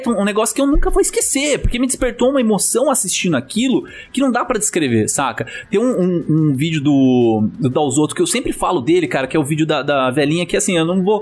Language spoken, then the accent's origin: Portuguese; Brazil; a gente nasceu no Brasil